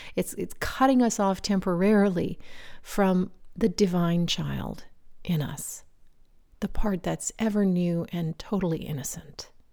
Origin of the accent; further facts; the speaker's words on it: Virginia, United States; We belonged to a local swim club where I grew up in Virginia